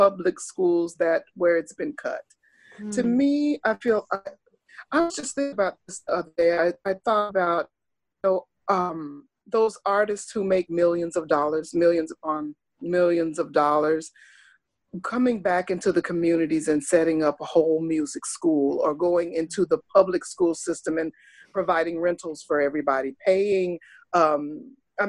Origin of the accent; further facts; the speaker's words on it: Oklahoma, United States; moved away; I grew up in Oklahoma, which was a while ago. I was in the fifth grade